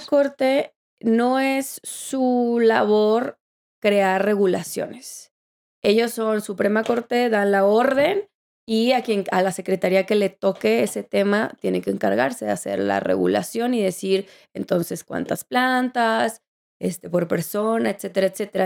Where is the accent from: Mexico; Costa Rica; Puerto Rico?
Mexico; moved away; also born or lived in Colorado; tengo que regresar a mi país